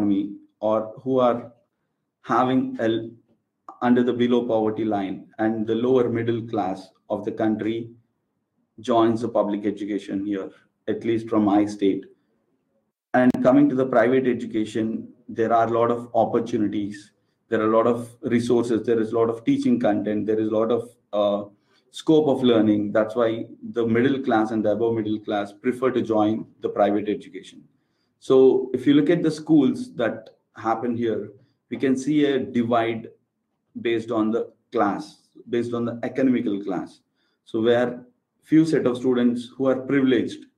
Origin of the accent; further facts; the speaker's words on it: Andhra Pradesh, India; I'm from India, and from a state called Andhra Pradesh